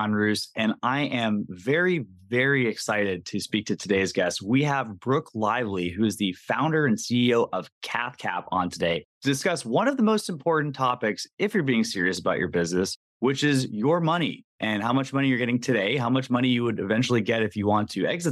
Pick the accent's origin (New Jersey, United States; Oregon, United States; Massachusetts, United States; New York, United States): Massachusetts, United States; moved away; when I grew up in Massachusetts